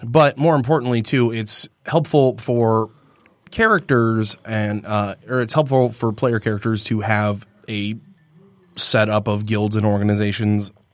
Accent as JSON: {"language": "English", "region": "Michigan", "country": "United States", "said": "we come from Michigan"}